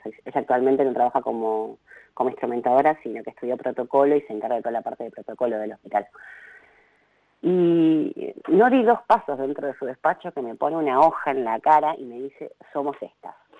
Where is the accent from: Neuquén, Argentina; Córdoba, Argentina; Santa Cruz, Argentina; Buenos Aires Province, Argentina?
Santa Cruz, Argentina; Río Gallegos; yo nací en 1982 en Río Gallegos